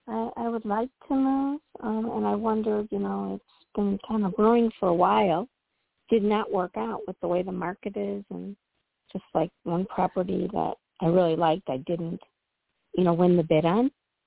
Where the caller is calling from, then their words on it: Illinois, United States; I'm calling from Illinois.